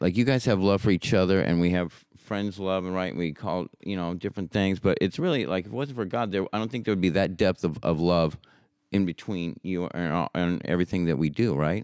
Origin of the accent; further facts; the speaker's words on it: Portland, Oregon, United States; also born or lived in Hollywood, California; now in San Diego, United States; I grew up in Portland, Oregon, and then I moved down to Hollywood, California, and now I live in San Diego